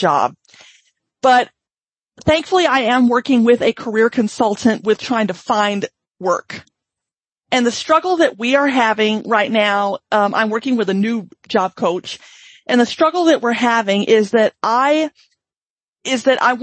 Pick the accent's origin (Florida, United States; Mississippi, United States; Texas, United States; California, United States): Mississippi, United States; now in Washington, United States; I'm originally from Mississippi